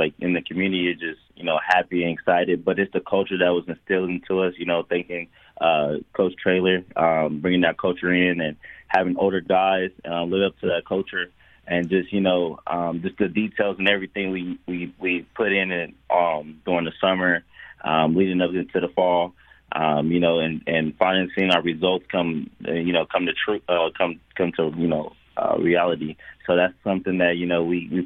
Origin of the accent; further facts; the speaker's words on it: California, United States; also born or lived in Las Vegas / Texas; now in San Antonio, United States; I was born and raised in California